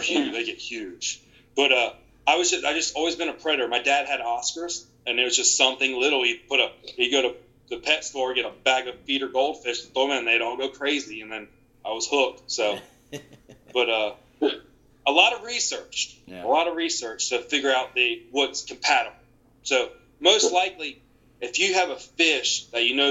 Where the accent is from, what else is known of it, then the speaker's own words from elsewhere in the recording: Eastern North Carolina, United States; I'm from Eastern North Carolina